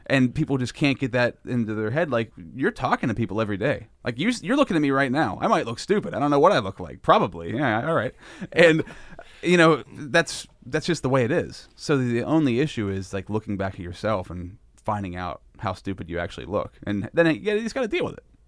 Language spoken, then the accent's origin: English; Sinking Valley, Pennsylvania, United States; I grew up in Sinking Valley